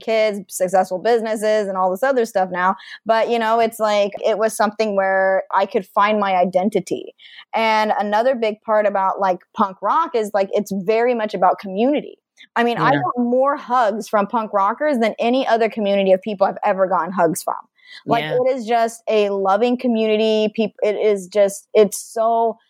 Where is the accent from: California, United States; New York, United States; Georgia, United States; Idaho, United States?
Idaho, United States; moved away as an adult; also born or lived in Seattle; growing up in Idaho, you know, being a bisexual person